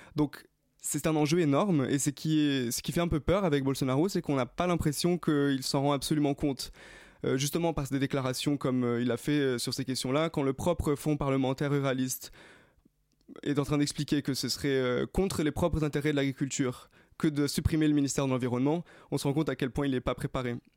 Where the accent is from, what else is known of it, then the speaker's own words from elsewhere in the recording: Rio de Janeiro, Brazil; moved away; J'ai grandi à Rio, j'ai vécu au Brésil.